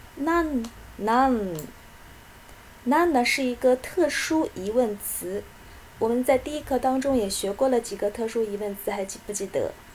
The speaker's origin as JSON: {"language": "Chinese", "country": "China", "said": "我们中国人"}